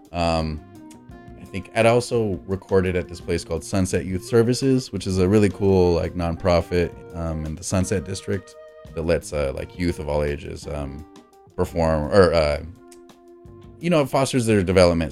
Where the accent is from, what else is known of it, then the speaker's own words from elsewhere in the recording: Los Angeles, California, United States; also born or lived in New Mexico; I was born in New Mexico, left around six years old, and so I was living most of my life, you know, six to eighteen, um, in Los Angeles